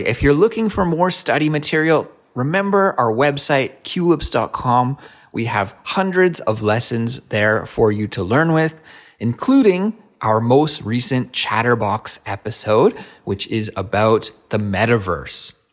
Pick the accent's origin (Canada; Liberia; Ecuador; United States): Canada; Kelowna, British Columbia; moved away as an adult; now in Korea; Kelowna, which is my hometown